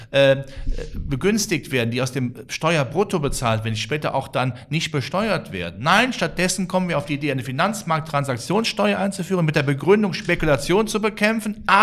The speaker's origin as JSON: {"language": "German", "region": "Rhineland", "country": "Germany", "said": "ich als Rheinländer, ich habe äh, Till Eugenspiegel immer in der engeren Verwandtschaft"}